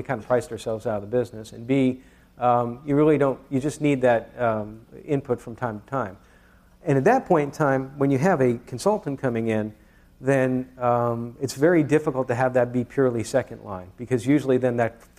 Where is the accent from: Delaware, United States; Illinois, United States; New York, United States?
New York, United States; I'm from New York